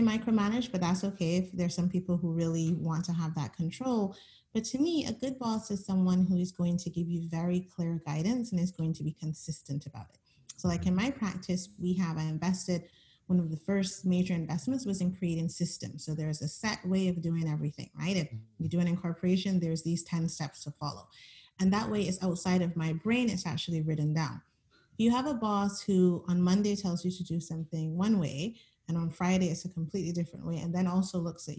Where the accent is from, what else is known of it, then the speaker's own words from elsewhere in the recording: Barbados; moved away as an adult; also born or lived in Edmonton, Alberta, Canada; now in Canada; I spent most of my childhood in Barbados. They moved back when I was about 5